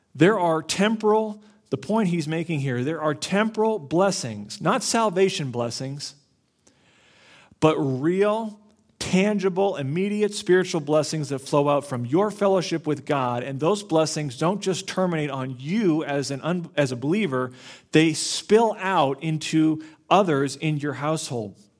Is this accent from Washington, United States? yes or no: no; Florida, United States; I grew up in Florida